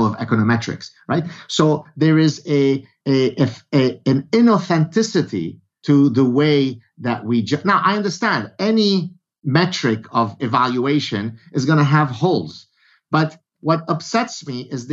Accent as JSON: {"language": "English", "country": "Lebanon", "said": "I come from Lebanon"}